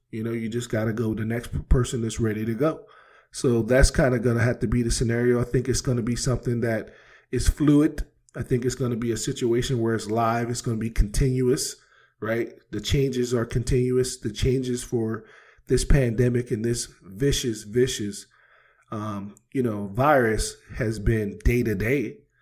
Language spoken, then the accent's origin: English; East Coast, United States; moved away; I come from the East Coast where we play, you know, basketball outside